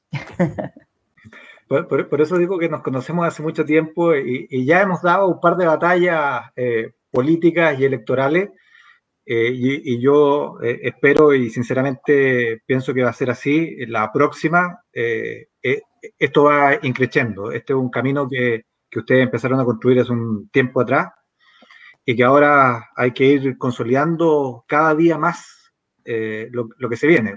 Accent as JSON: {"language": "Spanish", "town": "San Miguel", "region": "Santiago Metropolitan Region", "country": "Chile", "tie": "born or raised there", "said": "me crié en la República Independiente de San Miguel"}